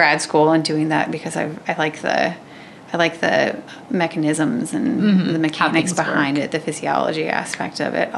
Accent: Waverly, Iowa, United States; I'm from Waverly

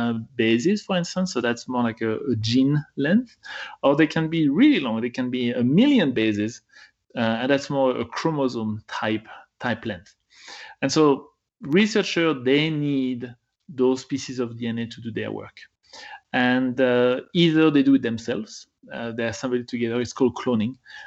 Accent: France; moved away as an adult; now in United States; I was born in France and I did my PhD in the US, so now I'm an American

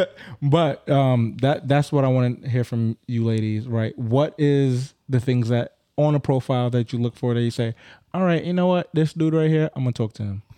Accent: Grenada; I'm Grenadian.

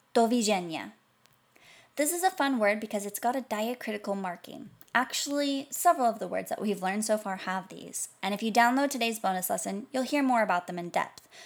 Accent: United States; American, since that's where I'm from

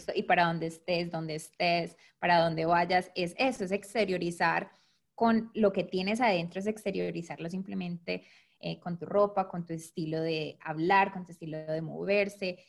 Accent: Medellín, Antioquia, Colombia; now in Detroit, United States; yo nací en Colombia y obviamente al aprender inglés aquí, mi acento es muy fuerte

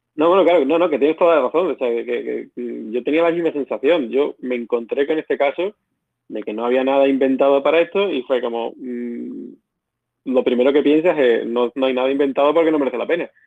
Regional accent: Badajoz, Extremadura, Spain; moved away as an adult; also born or lived in Barcelona; yo soy un ingeniero que nací, bueno, crecí en Badajoz

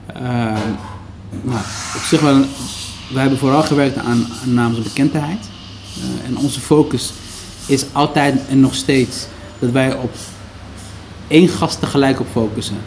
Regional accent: Netherlands; also born or lived in Somalia; we zijn een stukje opgegroeid in AZC

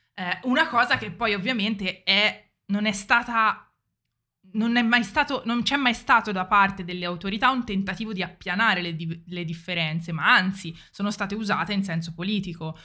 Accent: Italy

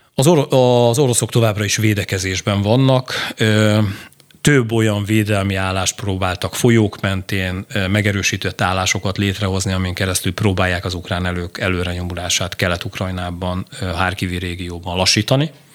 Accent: Hungary

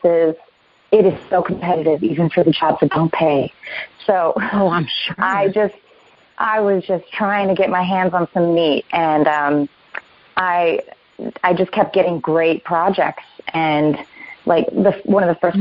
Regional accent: Vero Beach, Florida, United States; moved away as an adult; also born or lived in Orlando, Florida; now in Los Angeles, United States; I grew up in Florida, uh, mostly in mm-hmm. Orlando in a small town called uh, Vero Beach

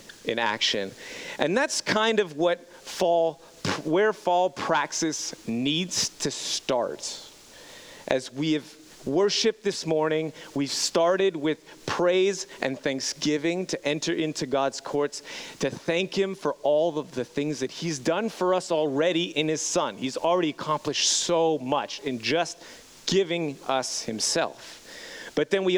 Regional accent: Montreal, Quebec, Canada; moved away as an adult; growing up in Montreal, Quebec, born and raised Montreal, Quebec

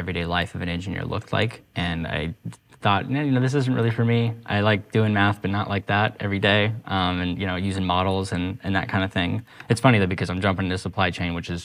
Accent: Durango, Colorado, United States; moved away as an adult; also born or lived in Denver, Colorado; now in Portland, United States; I'm from Durango, Colorado, which most people are like, where is that? And it's because it's a tiny town

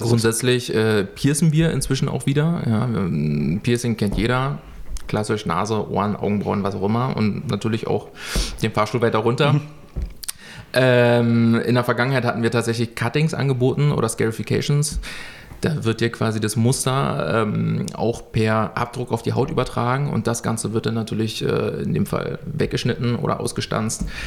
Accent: Germany; bei uns in Deutschland

